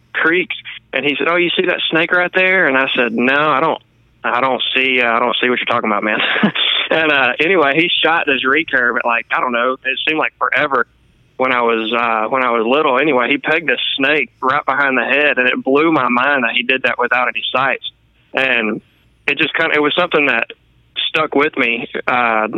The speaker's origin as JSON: {"language": "English", "region": "Northwest Louisiana", "country": "United States", "tie": "born or raised there", "said": "I'm actually from Northwest Louisiana, and I grew up on a little farm outside of town"}